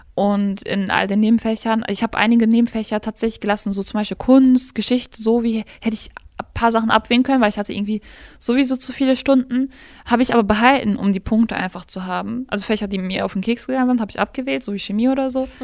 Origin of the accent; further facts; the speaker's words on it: Gladbeck, North Rhine-Westphalia, Germany; ich komme aus Gladbeck